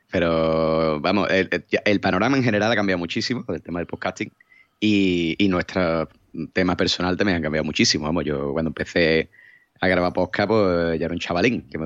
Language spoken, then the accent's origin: Spanish; Cádiz, Andalusia, Spain; le he dicho a mi, a un amigo de, mi novio que soy de Cádiz, que, que vivo en BG no sé qué